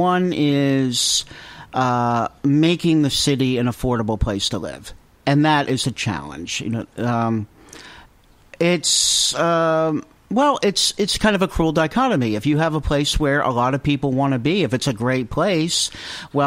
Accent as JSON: {"language": "English", "region": "New Jersey", "country": "United States", "moved": "yes", "lives_now": "Newport, United States", "said": "I come from New Jersey"}